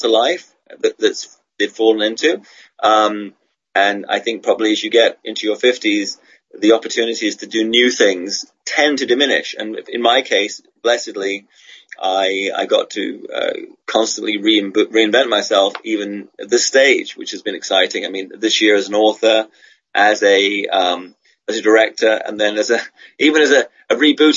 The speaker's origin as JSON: {"language": "English", "region": "England", "country": "United Kingdom", "tie": "born or raised there", "also_born_or_lived": "Australia", "moved": "yes", "lives_now": "Hong Kong", "said": "I'm remain at heart an Australian guy, Swedish Australian guy born and raised in England. And I'm in Hong Kong and I'm in China."}